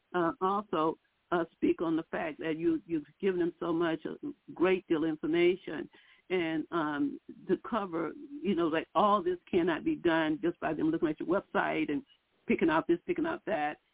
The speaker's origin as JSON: {"language": "English", "town": "Houston", "region": "Texas", "country": "United States", "said": "I'm from Houston, Texas"}